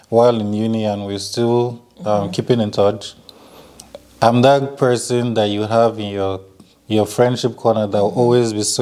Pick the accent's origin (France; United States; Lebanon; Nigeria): Nigeria; also born or lived in Cameroon; So yes, I'm Nigerian, but I was born in Cameroon because my parents were living the good life over there.